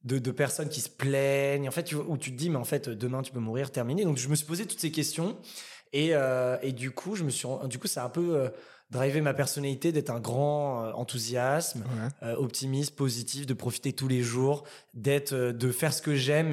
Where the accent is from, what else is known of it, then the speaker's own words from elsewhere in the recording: Saint-Cloud, Île-de-France, France; also born or lived in Paris; je suis originaire euh, de la banlieue parisienne dans le 92, donc j'ai grandi à Saint-Cloud et après j'ai vécu très rapidement dans Paris.